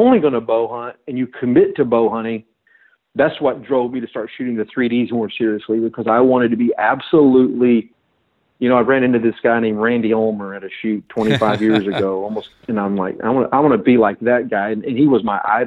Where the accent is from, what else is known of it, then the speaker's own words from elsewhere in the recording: Texas, United States; moved away as an adult; growing up in Texas, October meant bow season